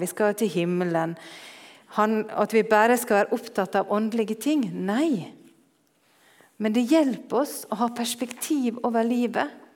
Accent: Norway; moved away

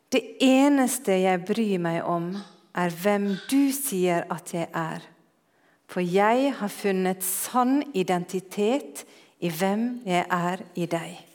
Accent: Norway; moved away

